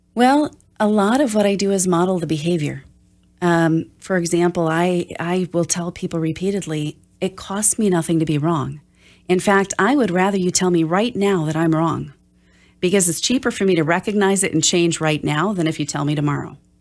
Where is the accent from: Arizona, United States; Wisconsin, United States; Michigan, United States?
Wisconsin, United States; Oshkosh; I'm from Oshkosh